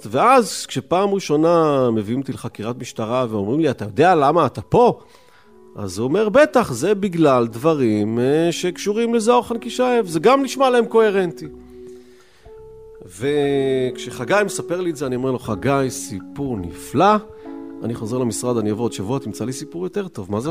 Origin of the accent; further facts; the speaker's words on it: Rishon LeZion, Central District, Israel; אני אגב לא גדלתי בשכונה הזאת, ההורים שלי היו גרושים, אני גדלתי עם אבא שלי בראשון לציון